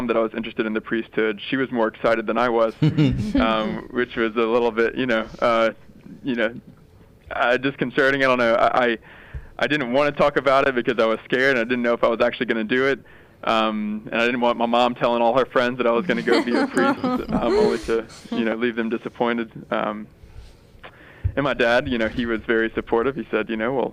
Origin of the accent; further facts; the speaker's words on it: Baton Rouge, Louisiana, United States; I was born and raised in Baton Rouge and went to Catholic high